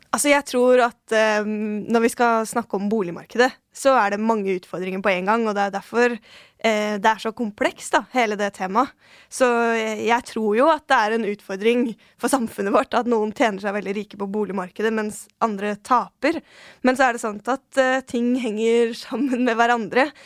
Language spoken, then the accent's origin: Norwegian; Oslo, Norway; jeg er født og oppvokst på Tøyen. der har jeg bodd hele livet.